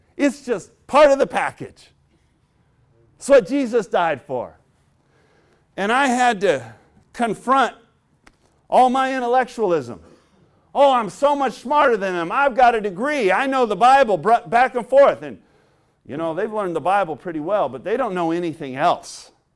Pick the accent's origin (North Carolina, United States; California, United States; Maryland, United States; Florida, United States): California, United States; Southern; I grew up in Southern California